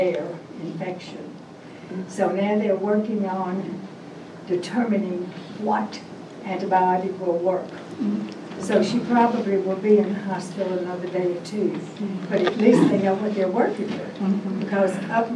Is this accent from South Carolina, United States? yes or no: no; Nashville, Tennessee, United States; I'm an East Nashville girl. I was born and reared in East Nashville.